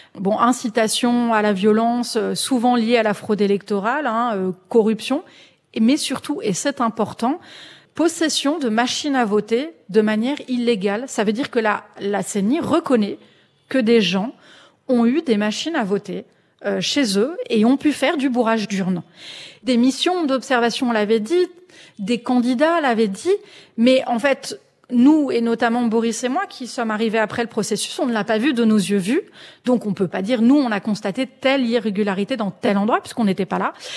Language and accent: French; France; en tant que Français.